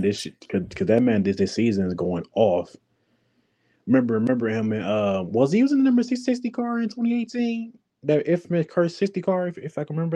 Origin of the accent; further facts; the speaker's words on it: Milwaukee, Wisconsin, United States; moved away; My hometown, Milwaukee.